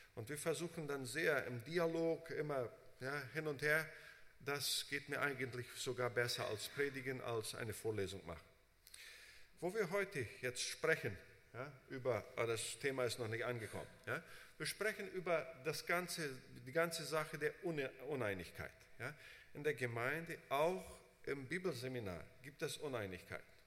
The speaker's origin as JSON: {"language": "German", "country": "Brazil", "tie": "born or raised there", "also_born_or_lived": "United States", "moved": "as an adult", "said": "Ich bin in Brasilien unter Deutschen aufgewachsen, habe da unter Brasilianern gearbeitet, bin nach USA"}